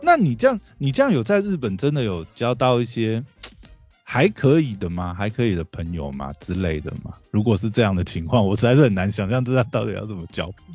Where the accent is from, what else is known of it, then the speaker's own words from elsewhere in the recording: Taiwan; 可能我们台湾人没有，没有这种习性